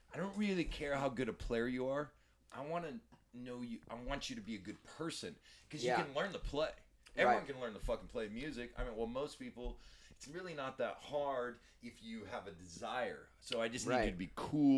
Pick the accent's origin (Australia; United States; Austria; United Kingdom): United States; Portland, Oregon; moved away as an adult; We're from Portland, and Portland has turned into such a shithole. We've relocated